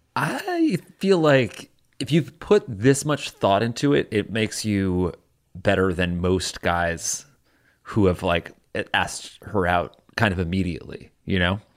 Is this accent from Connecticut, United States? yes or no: yes; Connecticut, United States; there's, like, a Walmart in my hometown